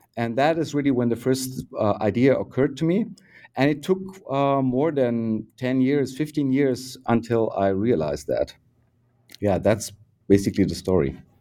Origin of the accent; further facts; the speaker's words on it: Bavaria, Germany; moved away as an adult; now in Berlin, Germany; born in Bavaria in 1968 and uh, uh, close to the river Danube